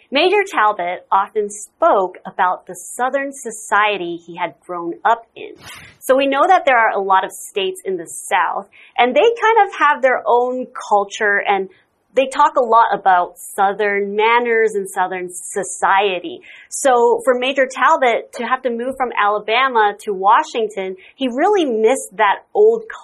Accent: Singapore; I'm originally from Singapore.

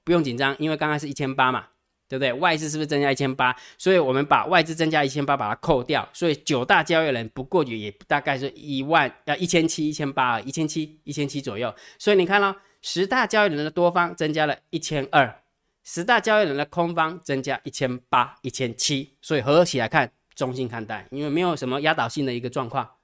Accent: Taiwan

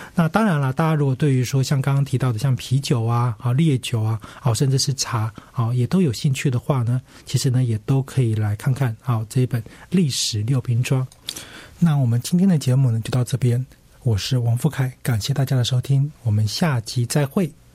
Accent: Taipei, Taiwan; 像我老家在这个永康街

